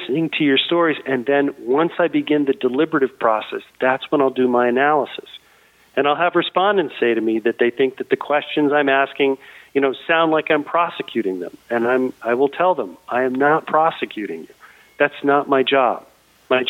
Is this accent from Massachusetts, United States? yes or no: yes; Boston, Massachusetts, United States; I am from Boston